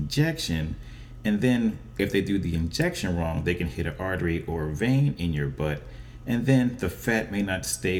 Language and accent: English; Philadelphia, Pennsylvania, United States; my hometown of Philadelphia, Pennsylvania, in the United States